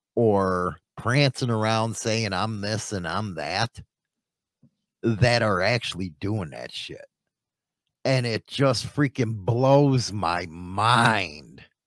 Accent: Chicago, Illinois, United States; moved away; I come from Chicago

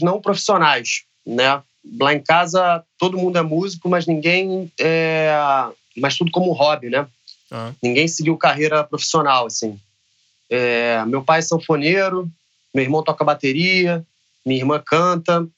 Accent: Rio de Janeiro, Brazil; Eu nasci no Rio de Janeiro, no, na Zona Norte, então assim, na, é, vivi os anos 90 na, na, Zona Norte do Rio de Janeiro

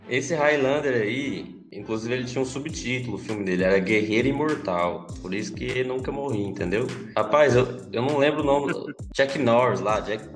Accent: Goiás, Brazil; accent: Goiano; nós goiano, a gente fala errado assim, fala arrastado assim

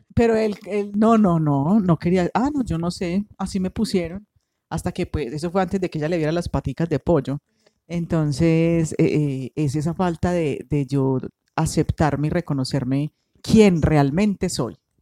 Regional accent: Colombia; Uno como colombiano

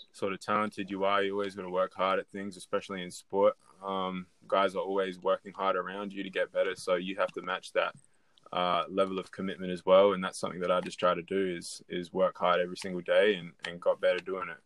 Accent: Adelaide, South Australia, Australia; I grew up in Adelaide, um, born and born and raised in Adelaide

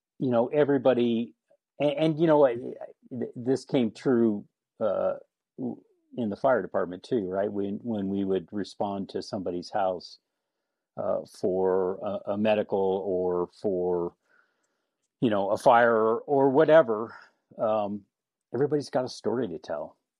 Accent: Napa, California, United States; born there; So born in California. I was actually born in Napa.

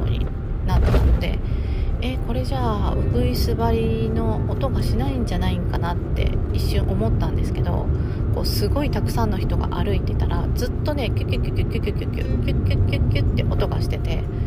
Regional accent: Okayama, Japan; 地元の岡山城

